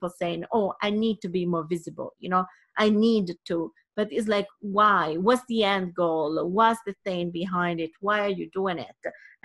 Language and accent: English; Sardinia, Italy; I come from Sardinia, it's a small island, and in Italy